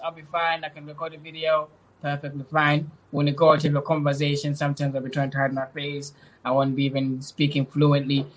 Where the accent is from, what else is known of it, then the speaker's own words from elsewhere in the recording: Zimbabwe; now in England, United Kingdom; I was born in Zimbabwe, and when I was a little bit older, around six, my mom moved to, to move to England. Uh, during that time period, I moved around the area to live with different family members until 2030, 2010, when I came here in England